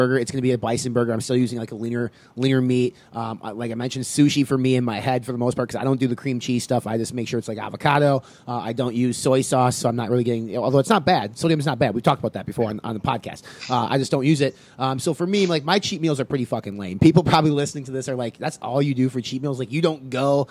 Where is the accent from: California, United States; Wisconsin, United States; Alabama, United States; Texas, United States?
Wisconsin, United States; I'm from Wisconsin